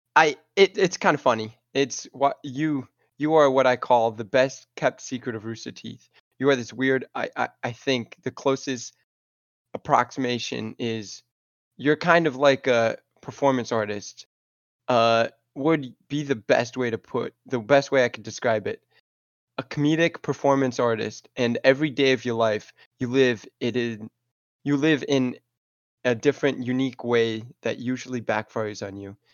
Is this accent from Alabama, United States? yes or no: yes; Alabama, United States; I'm from Alabama, and I'm and University of Alabama fan.